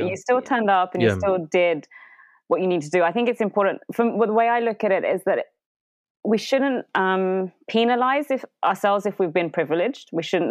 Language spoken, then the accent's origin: English; London, United Kingdom; born there; Yeah. I was born in London.